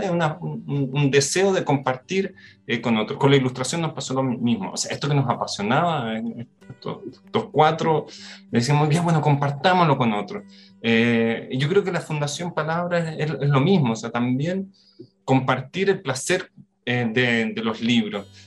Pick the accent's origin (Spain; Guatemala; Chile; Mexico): Chile; Concepción, Biobío; yo vivía en el sur de, Chile, en, nací en Concepción